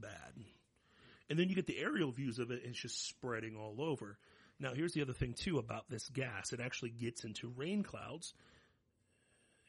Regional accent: Ohio, United States; moved away; I'm from Ohio

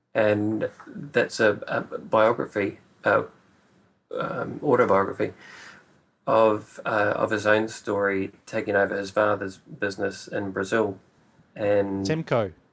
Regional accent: Whanganui, Manawatū-Whanganui, New Zealand; moved away as an adult; also born or lived in Auckland; it's my hometown. It's where I was born and went to school.

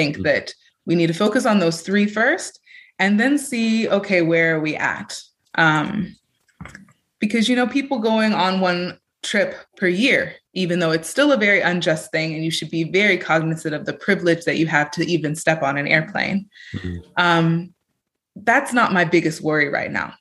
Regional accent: California, United States; now in Europe; I have Joy and Stay Grounded in Europe, where my home and base is, but I'm from California

